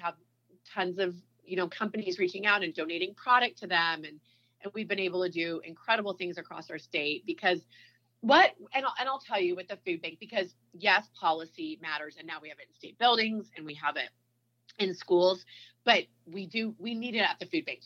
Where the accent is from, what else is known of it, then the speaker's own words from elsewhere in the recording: Bay Area, California, United States; now in Utah, United States; I'm from California, so we were in the Bay Area.